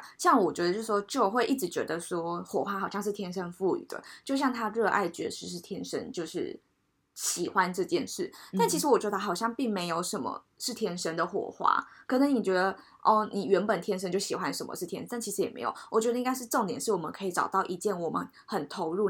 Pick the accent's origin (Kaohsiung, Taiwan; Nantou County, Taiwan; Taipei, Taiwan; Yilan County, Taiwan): Taipei, Taiwan; 对我们台北人来讲